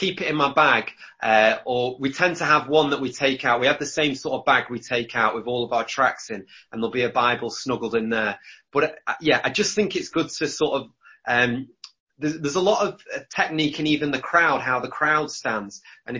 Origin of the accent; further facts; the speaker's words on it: United Kingdom; I was born in the UK.